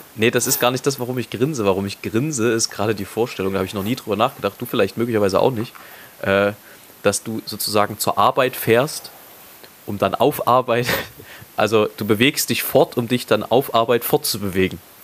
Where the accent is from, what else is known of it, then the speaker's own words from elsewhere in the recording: Leipzig, Saxony, Germany; ich so als Leipziger